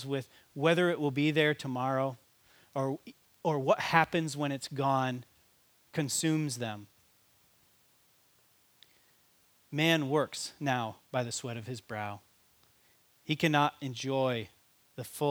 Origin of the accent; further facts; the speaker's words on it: United States; as an American